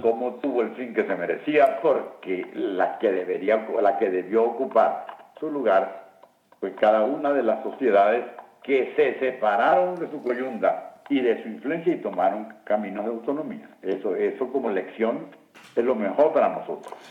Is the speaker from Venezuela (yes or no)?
yes; Boconó, Trujillo, Venezuela; aquí en Boconó, yo que soy de Boconó